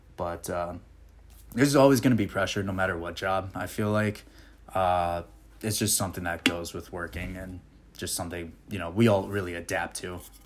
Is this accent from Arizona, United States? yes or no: no; Okemos, Michigan, United States; moved away as an adult; also born or lived in Puerto Rico; now in Nashville, United States; I was originally born and raised in Puerto Rico, and then moved over to Okemos, Michigan when I was little